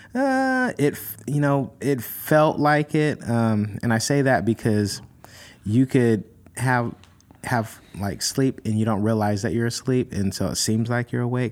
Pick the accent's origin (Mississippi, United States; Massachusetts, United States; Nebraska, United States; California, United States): California, United States; California, my home state